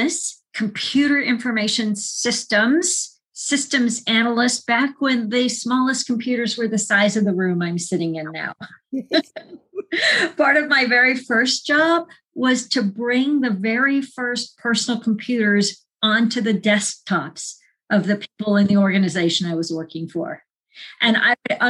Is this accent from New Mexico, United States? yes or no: no; Phoenix, Arizona, United States; moved away as an adult; also born or lived in Colorado / California / Vermont; I'm a woman from Phoenix